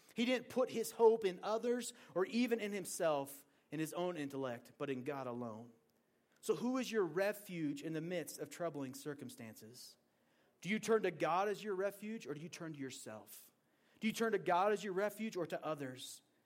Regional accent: Portland, Oregon, United States; moved away as an adult; also born or lived in Montana; now in Green River, Wyoming, United States; I grew up in Oregon, and growing up in Oregon, the rain doesn't stop anything

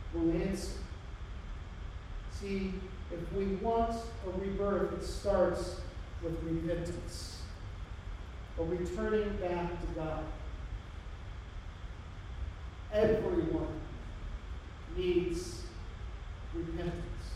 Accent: United States; as American Christians

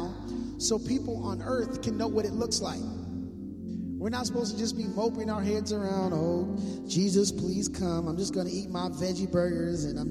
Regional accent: Minneapolis, Minnesota, United States; now in West Coast, United States; I'm from Minneapolis, Minnesota, so I don't have as thick blood as I used

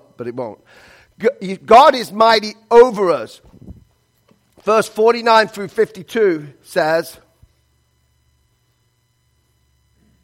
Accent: England, United Kingdom; moved away; I was born in England

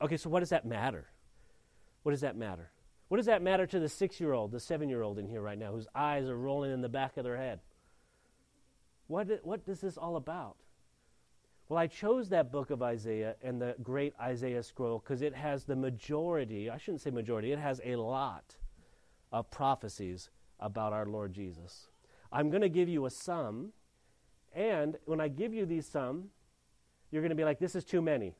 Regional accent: Mission Hills, California, United States; i come from Mission Hills, California

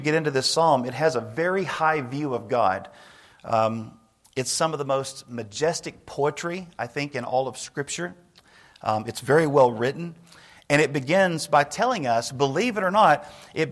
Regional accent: Nashville, Tennessee, United States; now in Snyder, United States; I grew up in Nashville, which is, a really, really big city

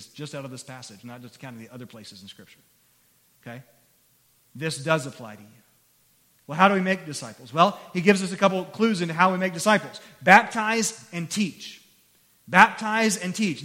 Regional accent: Christiansburg, Virginia, United States; I grew up here in Christiansburg

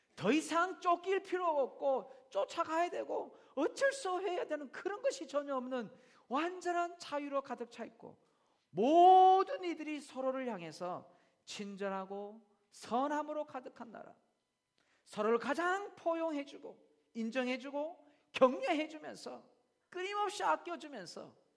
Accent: South Korea; now in Australia; 우리는 한국 사람이기 때문에

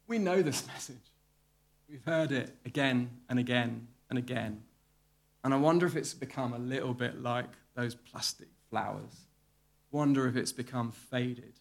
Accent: the Home Counties, South East England, United Kingdom; I grew up in the home counties in the 1980s

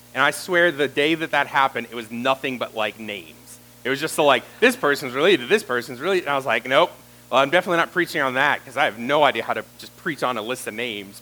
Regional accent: Roanoke, Virginia, United States; I grew up in this area. I grew up in the Catawba and Roanoke area

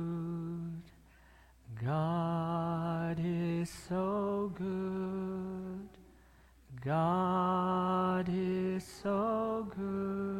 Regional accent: Philippines; I'm a Filipino.

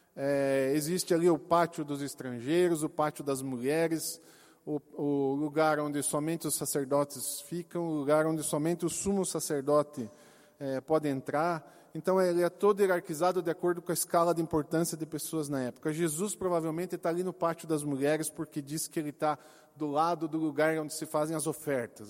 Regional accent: Brazil; como brasileiros

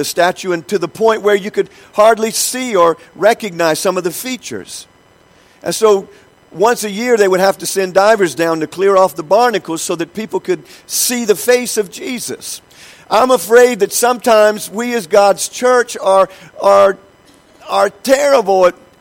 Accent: United States; I'm from the United States

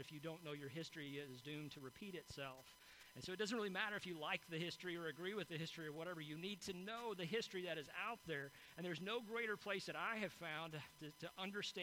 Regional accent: United States; as an American

